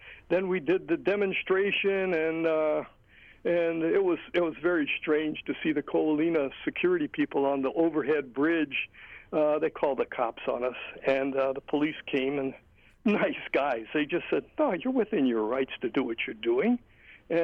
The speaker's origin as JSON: {"language": "English", "region": "Hawaii", "country": "United States", "tie": "born or raised there", "said": "I grew up in Hawaii with free access given by our kupuna"}